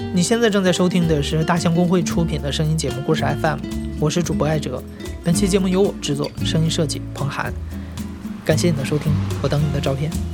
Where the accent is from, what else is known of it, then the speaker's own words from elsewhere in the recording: Jilin, China; now in Beijing, China; 我家乡吉林的煎粉儿，只有回老家的时候才吃得到